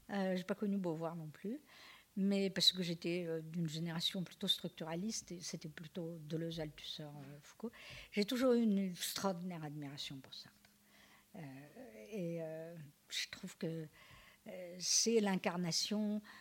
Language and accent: French; France; écoutez, je vais vous embêter, là, mais je suis française.